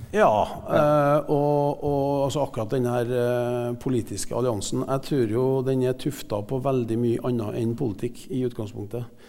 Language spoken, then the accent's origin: Norwegian; Klæbu, Trøndelag, Norway; also born or lived in United States; now in Trondheim, Norway; jeg vokste opp i Klæbu eh, mesteparten av tida.